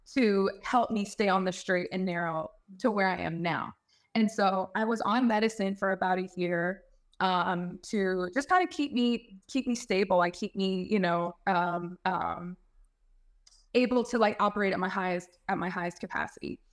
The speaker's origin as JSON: {"language": "English", "town": "Fayetteville", "region": "North Carolina", "country": "United States", "said": "originally from Fayetteville, North Carolina"}